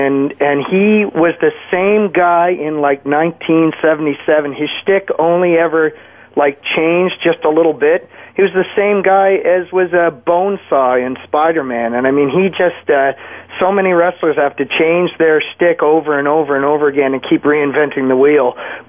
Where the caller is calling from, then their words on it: Canada; Ron, I'm calling from Canada.